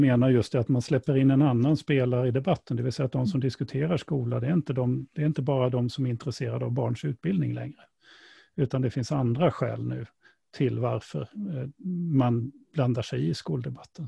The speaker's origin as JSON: {"language": "Swedish", "country": "Sweden", "said": "vi som svenskar"}